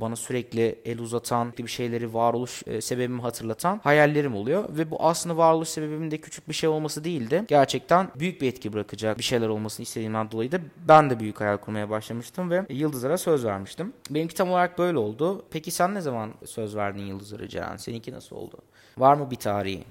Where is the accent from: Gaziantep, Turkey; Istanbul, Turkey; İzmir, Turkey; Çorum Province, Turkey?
Gaziantep, Turkey; Bir şehirde dünyaya geldim. hala da burada yaşıyorum. Gaziantep'ten bahsediyorum.